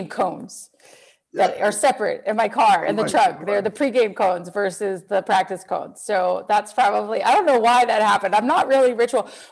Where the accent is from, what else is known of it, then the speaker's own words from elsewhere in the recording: Reston, Virginia, United States; I grew up in Reston, which was like this urban planning central area of the United States, the first planned community